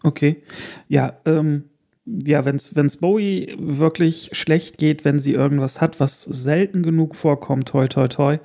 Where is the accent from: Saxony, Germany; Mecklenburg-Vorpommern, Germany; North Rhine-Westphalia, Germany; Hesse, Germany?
North Rhine-Westphalia, Germany; Erkelenz; moved away; also born or lived in Hamburg; als kleines Kind auf der Erkelenzer Kirmes